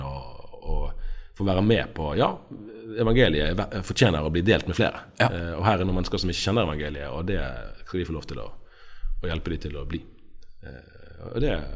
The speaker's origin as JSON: {"language": "Norwegian", "town": "Bergen", "region": "Vestland", "country": "Norway", "said": "Jeg er fra Bergen. Eh, jeg tror jeg kan si at jeg er tredjegenerasjons bergenser på begge sider."}